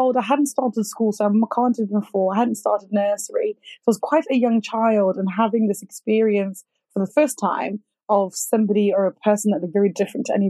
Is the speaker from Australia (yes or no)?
no; Zimbabwe; I was born in Zimbabwe. And I remember I grew up in a small city / town